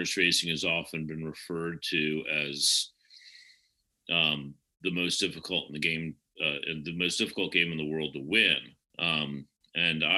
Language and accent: English; Richmond, Virginia, United States; moved away as an adult; also born or lived in Rochester, New York / Nashville / Charlottesville; now in Des Moines, United States; I grew up in Richmond. I was born in Rochester, New York, and my family moved to Richmond when I was about five